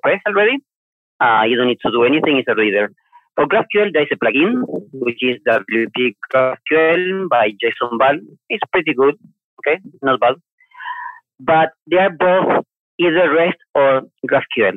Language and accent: English; Argentina; moved away as an adult; also born or lived in Asia; now in Malaysia; I'm from Argentina myself